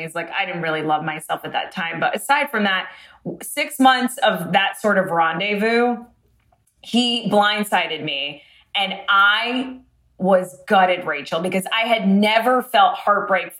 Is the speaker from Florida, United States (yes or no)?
yes; Boca Raton, Florida, United States; now in Los Angeles, United States; I'm from Boca Raton, which is like predominantly Jewish